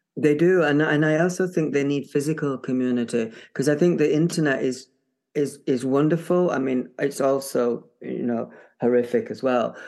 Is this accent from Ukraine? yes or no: no; Barnsley, Yorkshire and the Humber, United Kingdom; moved away; I'm from Barnsley